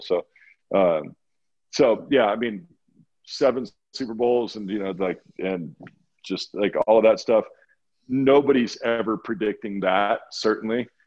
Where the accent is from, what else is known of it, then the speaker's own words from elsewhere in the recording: Walla Walla, Washington, United States; moved away as an adult; also born or lived in Boston; I grew up in Walla Walla, Washington